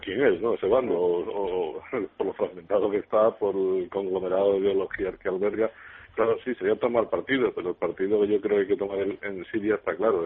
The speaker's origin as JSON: {"language": "Spanish", "country": "Spain", "said": "como español"}